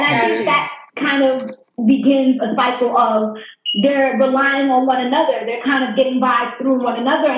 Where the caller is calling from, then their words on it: New York, United States; Yeah, I'm calling from New York.